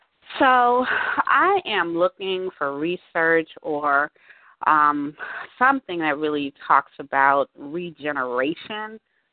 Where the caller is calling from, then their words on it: Washington, District of Columbia, United States; I'm calling from Washington, D.C.